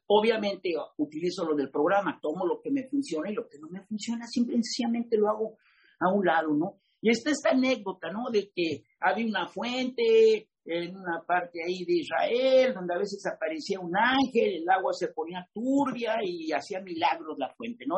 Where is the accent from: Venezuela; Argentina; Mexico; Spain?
Mexico; soy mexicano